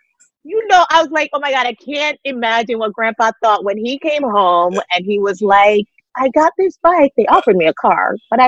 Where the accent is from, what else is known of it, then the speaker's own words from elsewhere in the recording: Queens, New York, United States; also born or lived in Jamaica; because the truth is, where I grew up here in America was populated by immigrants and definitely Caribbean people from the Caribbean.